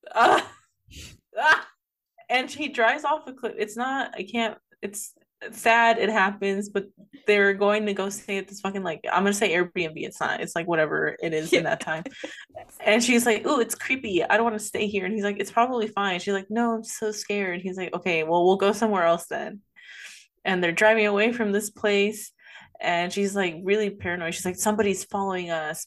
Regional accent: United States; I'm American

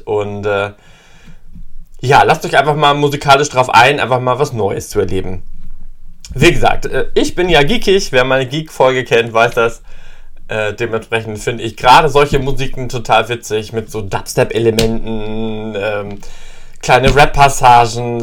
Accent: East Frisia, Lower Saxony, Germany; Ich bin ein gebürtiger Friese

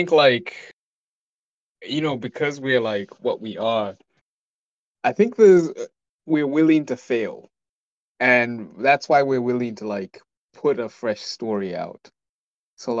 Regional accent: Malawi; moved away; I'm from Malawi, so I've lived a different life than most people here

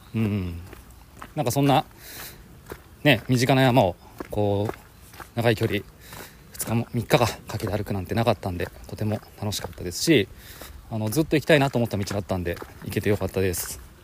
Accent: Kanagawa, Japan; 僕が生まれ育った神奈川

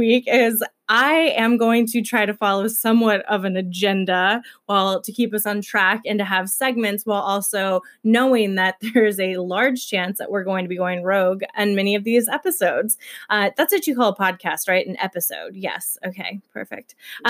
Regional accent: Detroit, Michigan, United States; also born or lived in Kentucky; I am originally from Kentucky, but I do not have near as cute of an accent as Whitney because my parents also raised me in Detroit, Michigan.

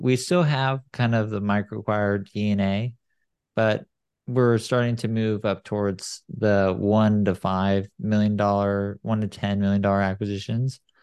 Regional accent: San Clemente, California, United States; now in Silicon Valley, United States; I grew up in San Clemente

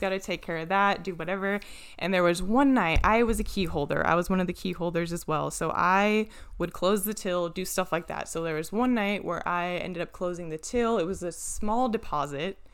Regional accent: Washington, United States; moved away; I'm from Washington

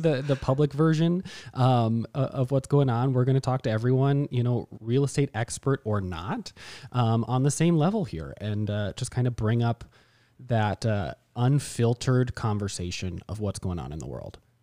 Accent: Mankato, Minnesota, United States; grew up in Mankato in the same family

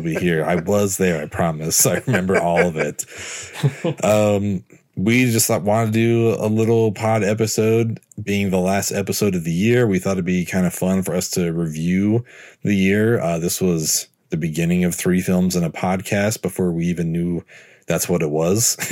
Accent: San Francisco, California, United States; spending every other weekend of my youth growing up in San Francisco

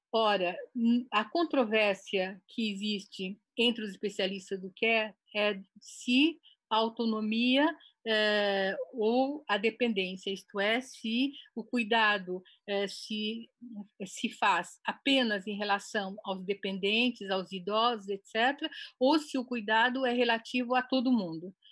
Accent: Brazil; also born or lived in Japan; nós que somos brasileiros, eu me considero brasileira, embora tenha nascido no Japão e tenha ido para o Brasil já com quase seis anos

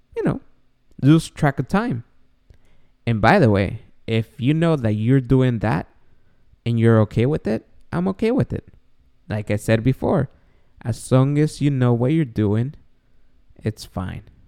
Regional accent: Guatemala; English is a second language; moved away; So if this short Guatemalan was able to quit drinking, the star of podcasts, even though I have an accent

